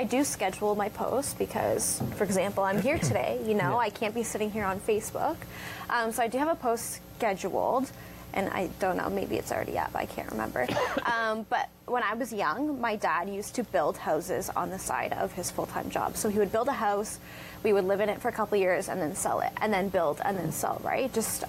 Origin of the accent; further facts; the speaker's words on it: Forest, Ontario, Canada; now in Brantford, Canada; I'm from Grand Bend area.